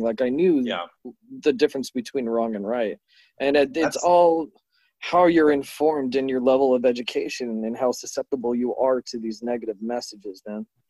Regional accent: Imperial Beach, California, United States; growing up in Imperial Beach in Southern California

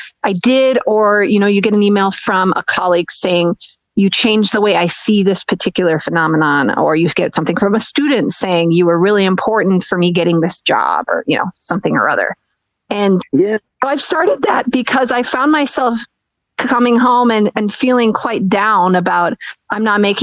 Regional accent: Minnesota, United States; I grew up in Minnesota

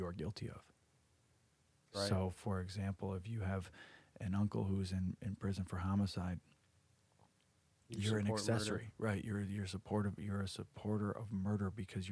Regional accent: United States; we're American

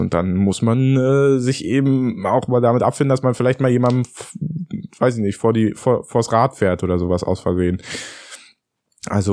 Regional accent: Berlin, Germany; als Berliner eingefleischter Fahrradfahrer

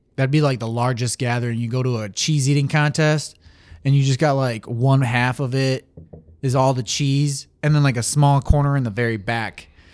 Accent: Saginaw, Michigan, United States; I was born in Michigan, Saginaw

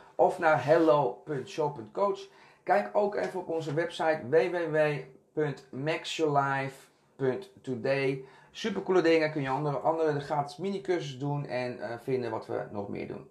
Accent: Castricum, North Holland, Netherlands; also born or lived in Curaçao / Amsterdam Zuidoost; now in Amsterdam, Netherlands; ik ben opgegroeid in Castricum. Dat is een hele Nederlandse omgeving.

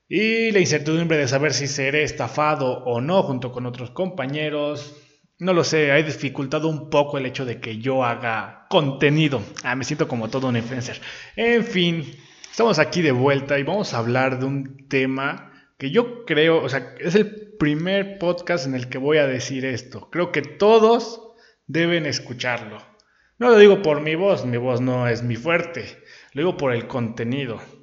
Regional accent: Puebla, Mexico; aquí en Puebla, yo soy de Puebla

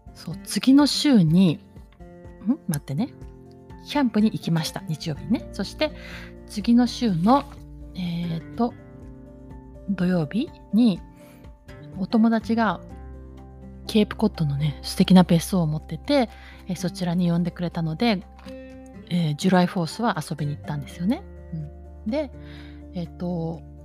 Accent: Japan; moved away as an adult; now in New York, United States; 日本で行ったうちの実家

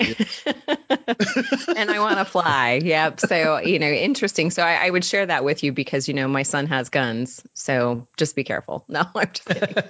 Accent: Utah, United States; moved away as an adult; also born or lived in Chicago; I'm from Utah, and we moved back here about two years ago. We were in Chicago for almost um, four years, and happy to be back home.

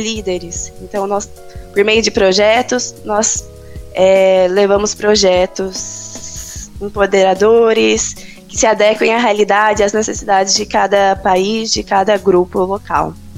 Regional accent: Londrina, Paraná, Brazil; now in Campinas, Brazil; Sou de Londrina, no Pará, mas eu moro em Campinas

